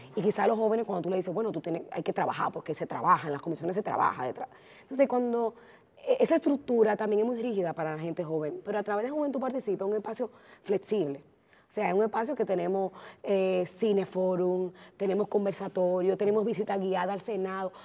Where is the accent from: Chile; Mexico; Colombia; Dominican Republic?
Dominican Republic